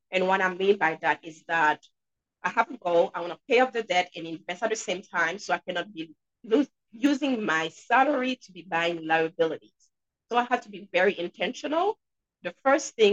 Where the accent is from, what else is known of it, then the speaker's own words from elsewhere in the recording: Haiti; now in New Hampshire, United States; I'm sure you guys can hear an accent. And yes, I'm from Haiti, but I'm in New Hampshire.